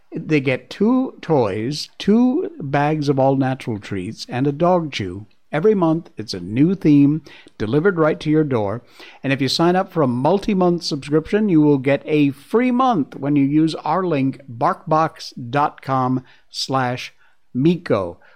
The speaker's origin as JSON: {"language": "English", "town": "Cornwall", "region": "Connecticut", "country": "United States", "tie": "born or raised there", "said": "I grew up in Cornwall, Connecticut, which is about as rural as you can get."}